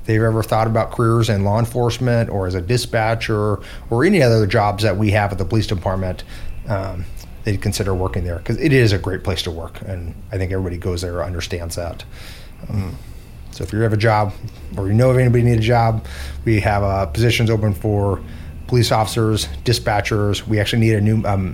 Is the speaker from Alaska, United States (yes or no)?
yes; Ketchikan, Alaska, United States; now in Juneau, United States; I grew up in Southeast Alaska, specifically in Ketchikan